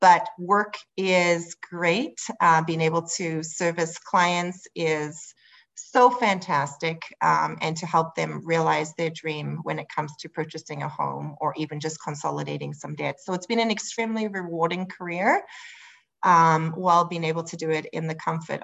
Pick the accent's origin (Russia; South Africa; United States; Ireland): South Africa; moved away as an adult; now in Lavington, Canada; So I'm originally from South Africa. I was born and raised there